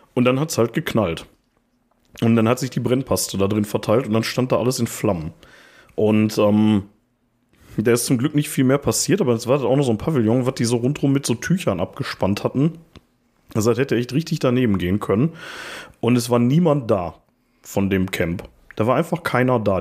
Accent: Ruhr area, North Rhine-Westphalia, Germany; wir kommen auch aus dem Ruhrpott

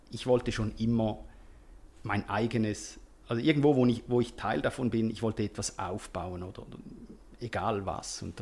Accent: Switzerland; Also es ist sehr viel äh, am, am Laufen bei uns in der Schweiz, eben überdurchschnittlich.

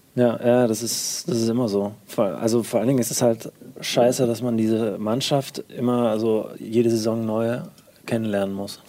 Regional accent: Marburg, Hesse, Germany; ich komme aus Marburg

